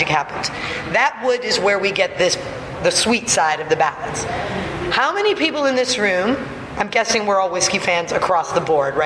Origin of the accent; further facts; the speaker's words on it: Pittsburgh, Pennsylvania, United States; I'm from Pittsburgh.